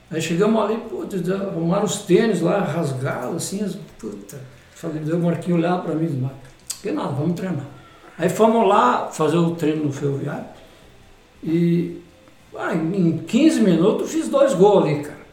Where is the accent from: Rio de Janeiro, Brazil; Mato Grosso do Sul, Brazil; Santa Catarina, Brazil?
Santa Catarina, Brazil; Anchieta; moved away; já jogando futsal lá em Anchieta, na minha terra natal